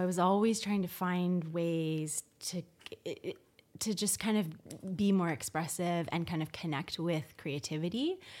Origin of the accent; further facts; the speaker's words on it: Victoria, British Columbia, Canada; also born or lived in Newfoundland / Toronto; So I was born in Newfoundland, but I moved to Victoria when I was only 3 months old. My dad was in the military and he was posted and we lived on the base. And then I grew up in Victoria until I kind of left to go to university in Toronto.